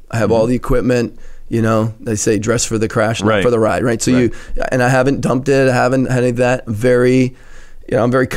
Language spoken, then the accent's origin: English; Philadelphia, Pennsylvania, United States; moved away as an adult; also born or lived in New England; now in Connecticut, United States; I'm a Philly boy